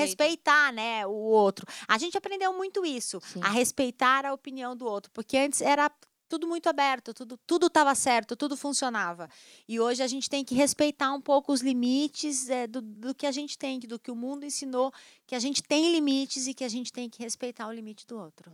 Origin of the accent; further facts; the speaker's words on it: Brazil; nós somos brasileiros